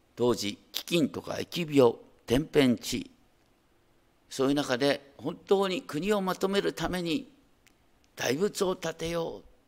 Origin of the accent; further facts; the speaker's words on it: Hokkaido, Japan; 北海道の出身だからね